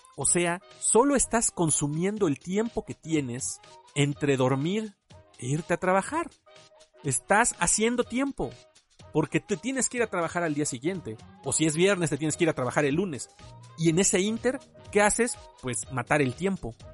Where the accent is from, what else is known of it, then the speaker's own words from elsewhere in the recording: Mexico; muchos de nosotros aquí en México